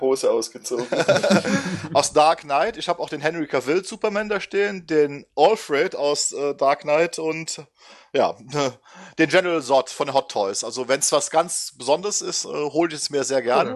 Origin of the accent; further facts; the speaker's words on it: Düsseldorf, North Rhine-Westphalia, Germany; also born or lived in Oberwinter am Rhein; now in Oberwinter, Germany; Ähm, wohnhaft in Oberwinter am Rhein, in der Nähe von Bonn. Schon immer Rheinländer gewesen Gebürtig aus Düsseldorf